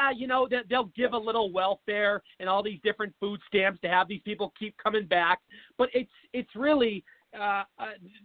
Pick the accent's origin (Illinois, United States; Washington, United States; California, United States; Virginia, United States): Washington, United States; Seattle; moved away as an adult; now in Phoenix, United States; I was born and raised in Seattle. I moved to Phoenix, Arizona about 8 years ago